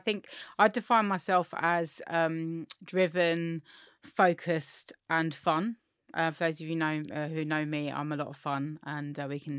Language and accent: English; Forest Hill, London, United Kingdom; So I grew up in Forest Hill, Southeast London, which is quite gentrified now, actually. But when I grew up, it really wasn't. I grew up in a working class family.